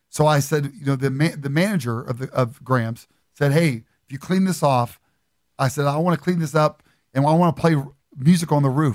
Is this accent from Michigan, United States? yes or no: no; Beaver Falls, Pennsylvania, United States; I grew up in, uh, in Beaver Falls, Pennsylvania, right outside of Pittsburgh